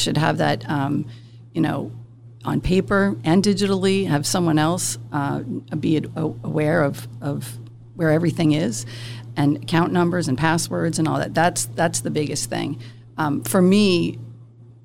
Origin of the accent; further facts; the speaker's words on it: South Shore, Massachusetts, United States; I'm from the South Shore, born and raised here.